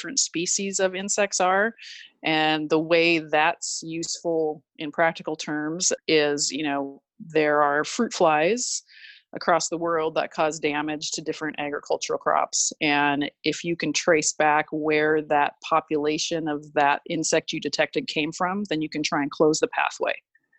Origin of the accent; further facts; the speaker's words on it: Minnesota, United States; now in California, United States; growing up in Minnesota